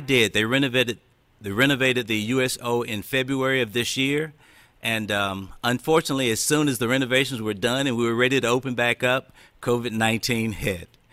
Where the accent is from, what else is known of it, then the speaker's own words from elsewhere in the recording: Winston-Salem, North Carolina, United States; moved away as an adult; now in Fayetteville, United States; I was born and raised in Winston-Salem, North Carolina